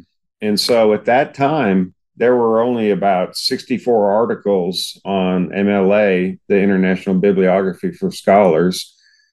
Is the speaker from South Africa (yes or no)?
no; Houston, Texas, United States; I grew up in Houston and was an Astros buddy.